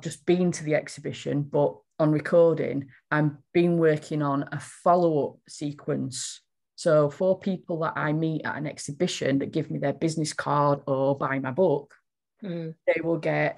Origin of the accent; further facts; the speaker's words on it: Yorkshire and the Humber, United Kingdom; accent: broad Yorkshire; I'm a Yorkshire lass and I do talk quite broadly